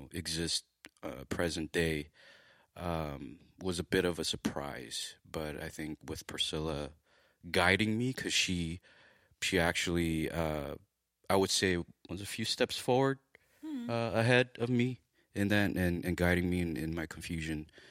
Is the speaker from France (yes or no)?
no; Los Angeles, California, United States; born and raised in Los Angeles